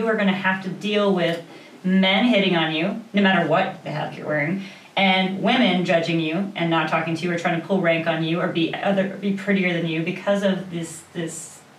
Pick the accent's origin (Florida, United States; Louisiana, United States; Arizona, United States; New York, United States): Arizona, United States; Sedona; I came from Sedona, so there's vortexes there.